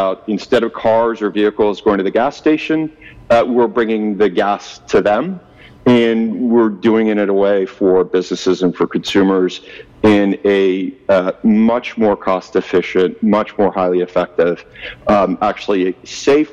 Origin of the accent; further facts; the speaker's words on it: Ottawa, Ontario, Canada; moved away as an adult; also born or lived in Toronto / Kingston, Canada / California; now in Vancouver, Canada; I am a Canadian. I grew up in actually Ottawa and a little bit of parts of Toronto.